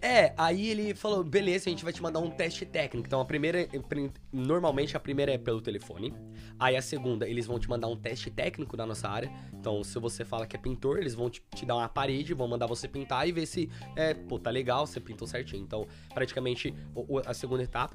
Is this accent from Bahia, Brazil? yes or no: no; Suzano, São Paulo, Brazil; moved away as an adult; now in London, United Kingdom; eu sou de São Paulo, então eu morava numa, uma cidade interior chamada Suzano